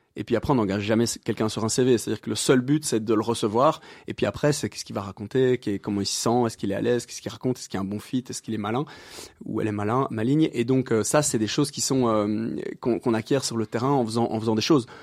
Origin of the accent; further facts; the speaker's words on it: Brussels, Brussels-Capital Region, Belgium; j'habite euh, plus ou moins Bruxelles depuis plus ou moins toujours